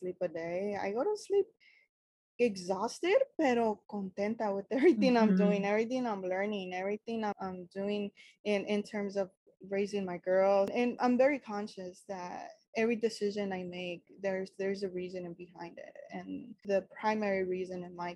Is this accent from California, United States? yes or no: yes; Los Angeles, California, United States; I was born and raised in East LA. So I am as generic as Chicanos get.